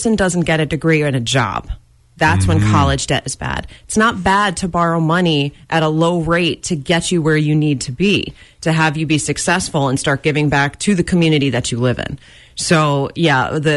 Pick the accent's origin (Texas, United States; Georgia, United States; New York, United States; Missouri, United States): New York, United States; moved away as an adult; now in Pennsylvania, United States; I come from New York. I lived in New York. That's where I was from.